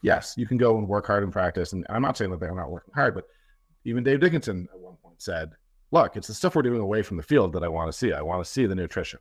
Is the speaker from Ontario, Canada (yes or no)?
yes; Toronto, Ontario, Canada; I'm from Toronto